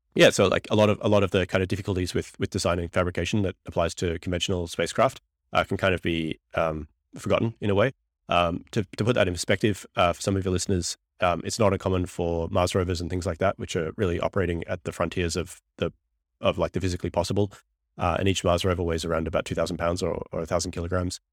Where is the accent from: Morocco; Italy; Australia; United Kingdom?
Australia; moved away as an adult; now in United States; I'm a green card P H D from Australia